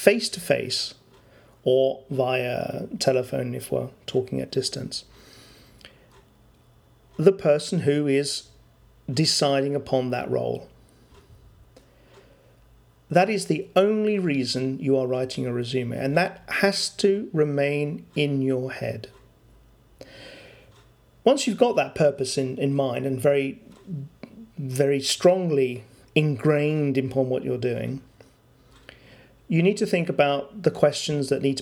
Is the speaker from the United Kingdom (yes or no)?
yes; London, United Kingdom; moved away; where I come from in London, people move jobs quite often